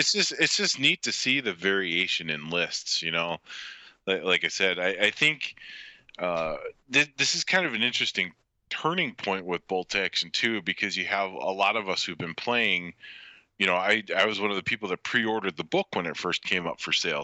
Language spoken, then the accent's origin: English; United States; as an American